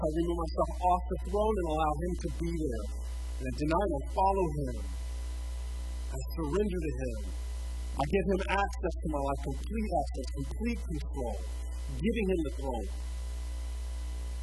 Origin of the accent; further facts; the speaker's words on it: United States; We're still American